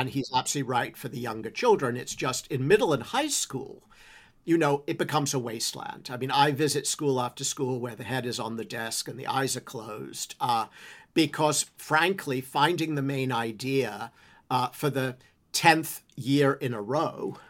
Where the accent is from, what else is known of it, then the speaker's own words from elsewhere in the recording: England, United Kingdom; moved away as an adult; I grew up in England